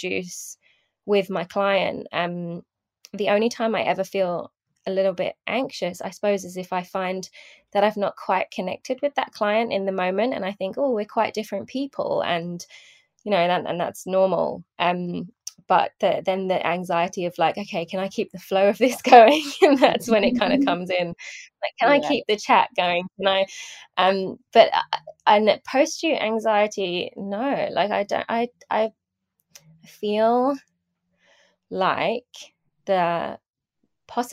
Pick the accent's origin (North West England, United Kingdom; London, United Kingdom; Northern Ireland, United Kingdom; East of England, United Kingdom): London, United Kingdom; I'm from London, UK